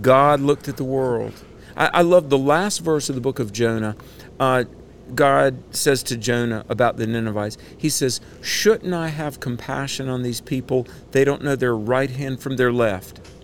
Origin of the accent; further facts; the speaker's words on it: Greensboro, North Carolina, United States; my hometown of Greensboro, North Carolina